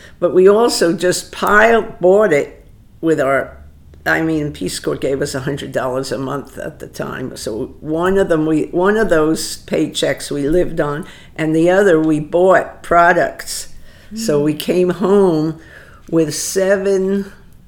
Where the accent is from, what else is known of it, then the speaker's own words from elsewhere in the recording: New York City, New York, United States; moved away as an adult; now in Philadelphia, United States; I grew up in New York City, Manhattan, a little island in New York City